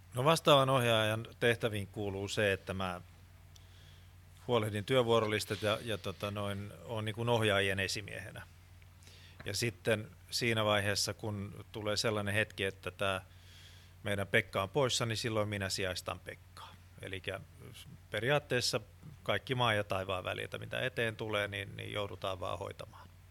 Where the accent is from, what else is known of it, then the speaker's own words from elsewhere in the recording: Finland; olen suomenruotsalainen